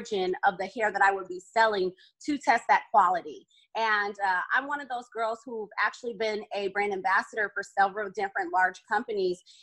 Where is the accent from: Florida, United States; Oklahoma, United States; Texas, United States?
Oklahoma, United States; moved away as an adult; also born or lived in Southern California / San Francisco / Northern Virginia; now in Oxon Hill, United States; I'm originally born and raised in Southern California, but I moved to Oklahoma when I was younger. So I was really in Oklahoma my entire life